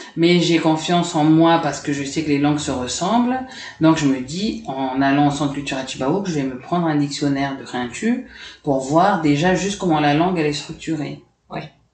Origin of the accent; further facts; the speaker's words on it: Dumbéa, South Province, New Caledonia; also born or lived in Paris, France / Lifou, New Caledonia / Nouméa, New Caledonia; je suis restée là-bas 5-6 ans, en fait, le temps que les, événements s'arrêtent. Et on est rentré ici en 89